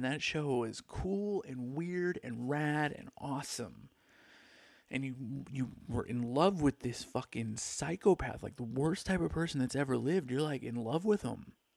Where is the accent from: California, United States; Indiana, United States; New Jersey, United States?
California, United States; Palm Springs; also born or lived in Newport Beach, California; I grew up in Palm Springs